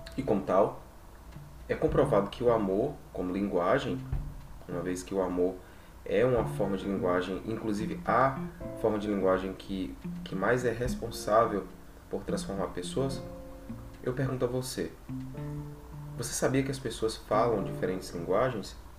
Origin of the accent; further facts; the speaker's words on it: Brazil; first language Portuguese; a nossa língua nativa, enquanto brasileiros, é a língua portuguesa.